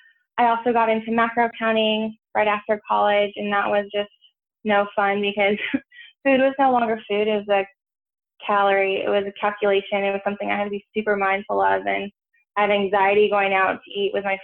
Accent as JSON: {"language": "English", "town": "Santa Barbara", "region": "California", "country": "United States", "tie": "born or raised there", "moved": "as an adult", "lives_now": "San Francisco, United States", "said": "I'm originally from California. I grew up on the Central Coast, so around Santa Barbara area"}